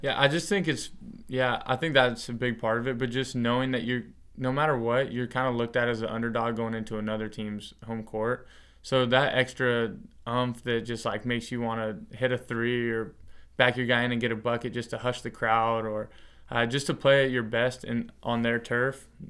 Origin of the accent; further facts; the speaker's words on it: Longview, Washington, United States; I grew up in Longview, Washington